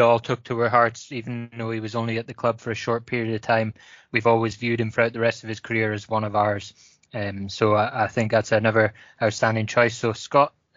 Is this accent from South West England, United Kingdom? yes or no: no; Wales, United Kingdom; as a Welshman